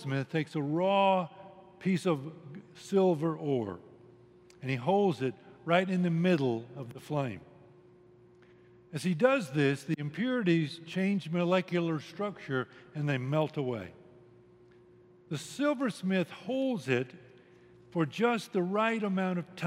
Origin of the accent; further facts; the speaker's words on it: United States; I'm an American